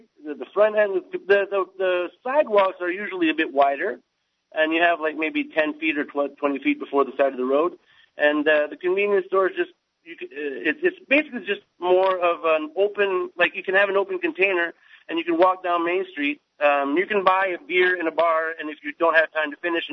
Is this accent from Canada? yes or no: yes; Canada; moved away as an adult; also born or lived in United States; now in South Korea; I was born in the States to Canadian parents, and I was raised in Canada